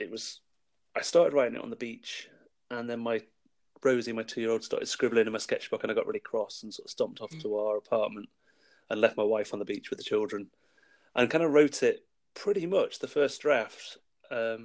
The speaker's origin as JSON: {"language": "English", "region": "Wales", "country": "United Kingdom", "tie": "born or raised there", "moved": "yes", "said": "I grew up in Wales, and we were moving back to Wales"}